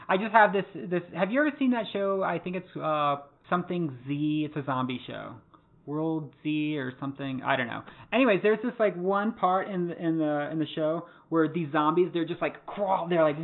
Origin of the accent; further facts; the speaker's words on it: North Carolina, United States; I'm from North Carolina